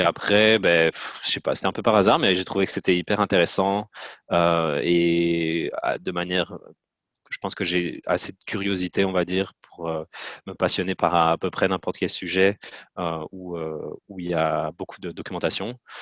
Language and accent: French; Namur province, Wallonia, Belgium; moved away as an adult; also born or lived in Louvain-la-Neuve; now in Montreal, Canada; Je viens de Belgique, de la petite ville de Borin dans la province de Namur.